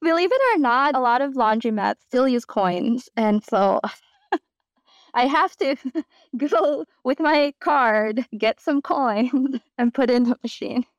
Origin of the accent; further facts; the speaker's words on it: New York City, New York, United States; I'm from New York